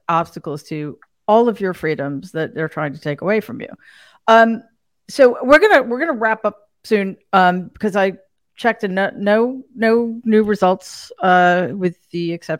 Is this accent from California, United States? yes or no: no; New York City, New York, United States; I'm from New York City.